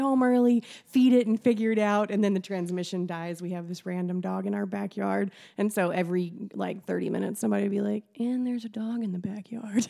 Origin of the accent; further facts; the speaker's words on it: near Paducah, Western Kentucky, United States; I grew up in Western Kentucky, near Paducah